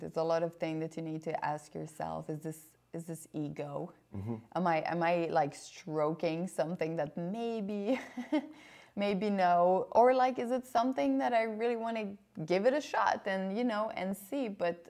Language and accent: English; Canada; I'm Canadian.